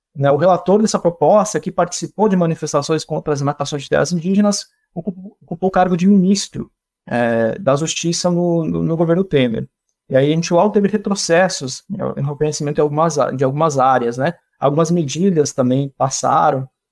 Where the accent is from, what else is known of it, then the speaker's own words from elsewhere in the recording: Missões region, Rio Grande do Sul, Brazil; de onde eu sou, no Rio Grande do Sul, lá na região das Missões